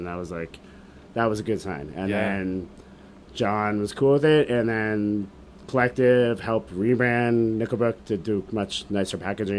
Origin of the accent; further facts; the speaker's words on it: Canada; it's kind of an unintentional circumstance of being a Canadian with the smart serve laws